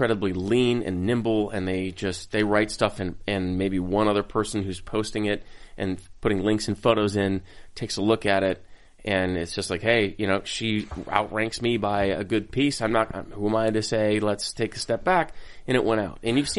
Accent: Minnesota, United States; I couldn't get any whiter. I'm from Minnesota

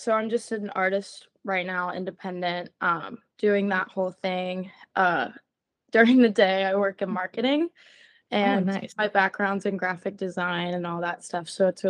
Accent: Memphis, Tennessee, United States; now in Nashville, United States; I go by she, her. I am from Memphis, Tennessee. I currently live in Nashville.

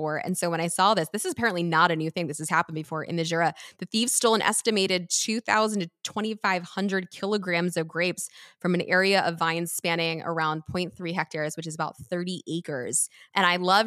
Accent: Napa Valley, California, United States; my hometown of Napa Valley

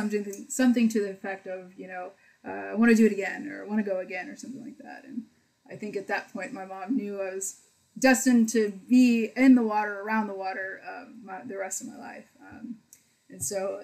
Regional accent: Pearland, Texas, United States; when I grew up in Pearland, there was this neighborhood pool

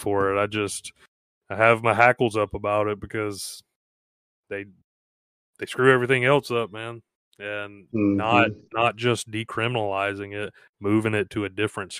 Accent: Gulf Coast, United States; moved away as an adult; I am originally from the Gulf Coast

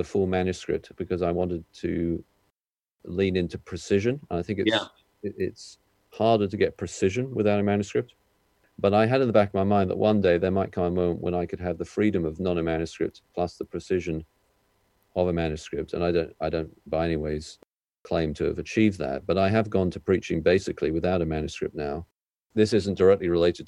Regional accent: United Kingdom; I'm British

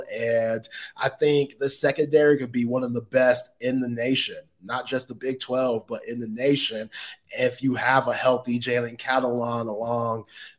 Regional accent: Dallas, Texas, United States; I'm coming from Dallas, Oak Cliff.

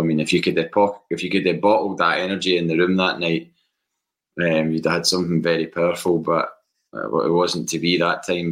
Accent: Bathgate, Scotland, United Kingdom; I grew up in Bathgate

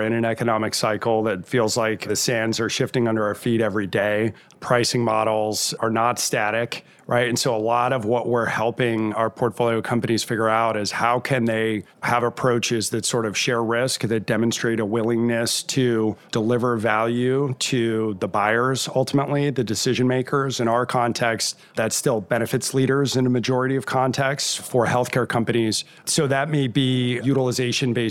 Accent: Rochester, Minnesota, United States; I was born in Rochester, Minnesota. And for anybody who's deeply involved in healthcare, you know that's the shadow of the Mayo Clinic. So I had the benefit of growing up in a great healthcare community

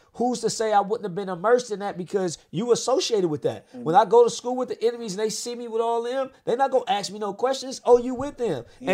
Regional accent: Los Angeles, California, United States; I was in the hood growing up. I was in the Hoovers. I grew up in the Hoovers, right on the front street.

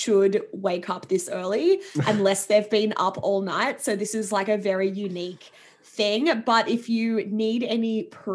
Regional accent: Sydney, New South Wales, Australia; moved away; I was in a corporate role back in my hometown of Sydney

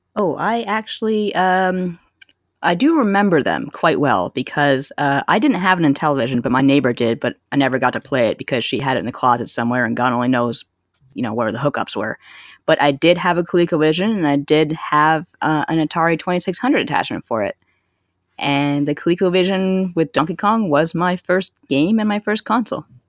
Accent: Canada; growing up in Canada

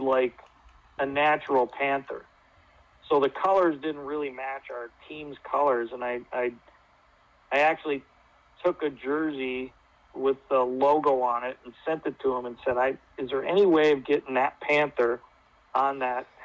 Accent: United States; take great pride for being an American

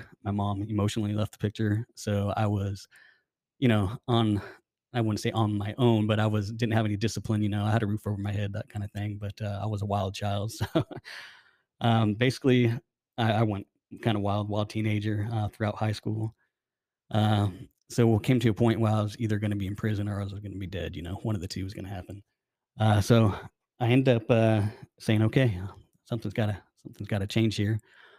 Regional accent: Arizona, United States; So I'm from Arizona. I have a family.

